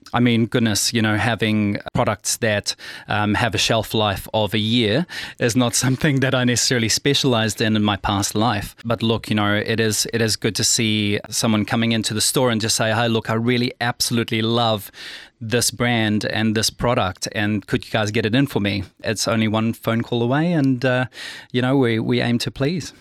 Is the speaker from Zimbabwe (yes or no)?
no; Pretoria, Gauteng, South Africa; I'm South African, born and bred from Pretoria